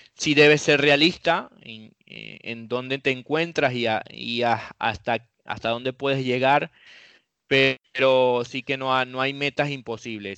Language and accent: Spanish; Venezuela; moved away; also born or lived in Europe